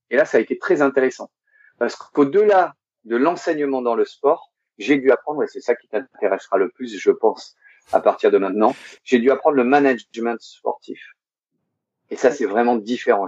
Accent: Monaco; Je suis né le 14 février 1975 à Monaco. Donc, je suis monégasque.

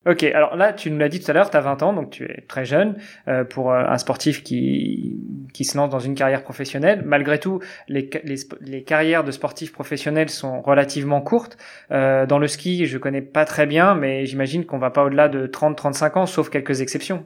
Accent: France; moved away as an adult; now in Luxembourg; je suis français. Ça fait qu'une dizaine d'années que je suis au Luxembourg

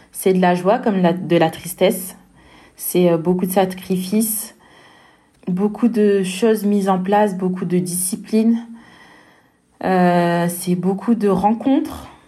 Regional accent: France; je dis pas ça parce que je suis française, mais ce tournoi, il, vaut le détour.

